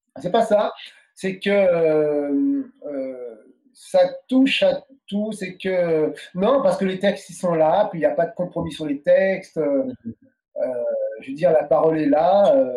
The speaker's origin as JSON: {"language": "French", "country": "France", "tie": "born or raised there", "also_born_or_lived": "Paris", "moved": "as an adult", "lives_now": "Quebec, Canada", "said": "Nous, on est nés en France. Euh, ses enfants, et nous, on est français. On est surtout dans notre enfance, on était plus français que martiniquais"}